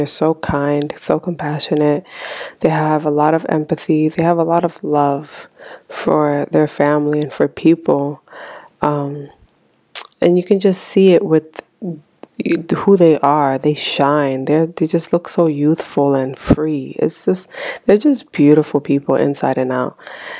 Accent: Haiti; born there; You know, especially immigrant parents, you know, me especially, because I was born in Haiti.

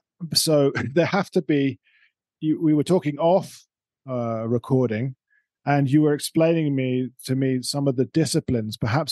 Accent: United Kingdom; as a Brit

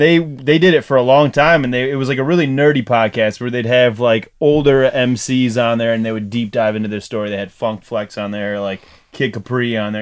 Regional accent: Dearborn, Michigan, United States; also born or lived in Canton, Michigan; I was I was born in Dearborn.

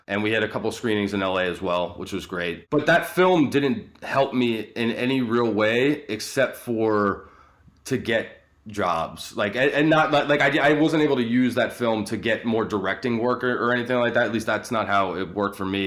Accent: Atlanta, Georgia, United States; I grew up in Atlanta.

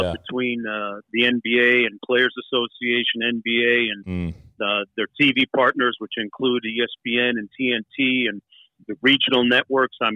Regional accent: Toronto, Ontario, Canada; born in Toronto, man. I grew up in Toronto.

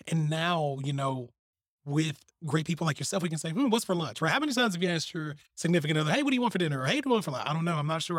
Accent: Selma, United States; I'm from Selma.

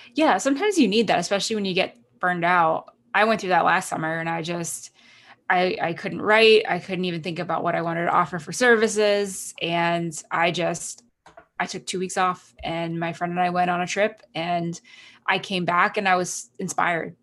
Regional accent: Canada; moved away; I'm Canadian citizen, and I went to Canada um, for my sister's wedding.

